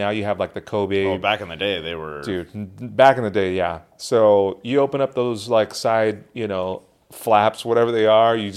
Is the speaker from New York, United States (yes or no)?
no; Orange, California, United States; born or raised there